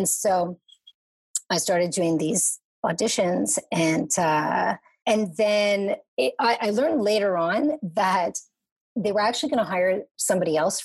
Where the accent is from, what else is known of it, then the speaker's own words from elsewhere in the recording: Montreal, Quebec, Canada; moved away as an adult; now in Toronto, Canada; I was raised in Montreal